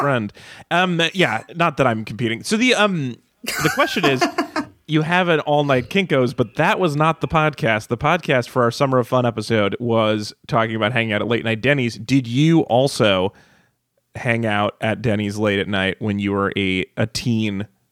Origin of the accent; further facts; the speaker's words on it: Reno, Nevada, United States; I grew up in Reno, which had every casino had a 24 hour diner in it